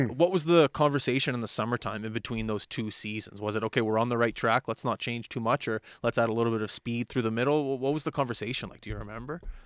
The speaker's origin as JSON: {"language": "English", "town": "Halifax", "region": "Nova Scotia", "country": "Canada", "tie": "born or raised there", "said": "growing up in Halifax"}